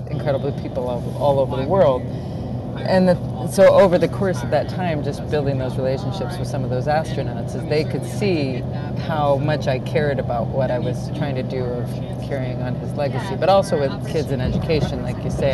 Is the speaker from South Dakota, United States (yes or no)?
yes; South Dakota, United States; I grew up in South Dakota